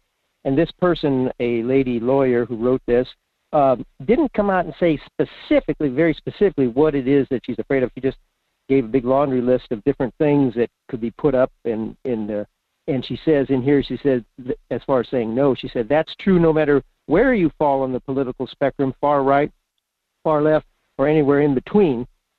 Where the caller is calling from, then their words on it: Fairbanks, Alaska, United States; in Fairbanks.